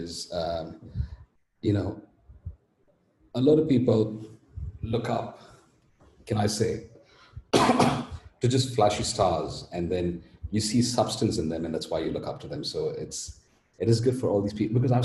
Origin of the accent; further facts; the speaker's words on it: India; also born or lived in Australia / France / Dubai; I'm Indian